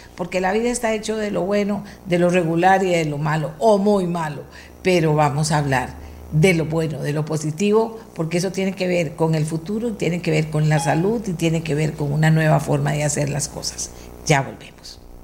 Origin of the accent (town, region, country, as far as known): Costa Rica